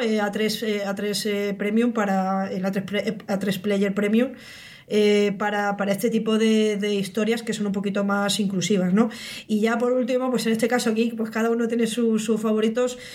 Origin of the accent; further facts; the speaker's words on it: Spain; pues somos españoles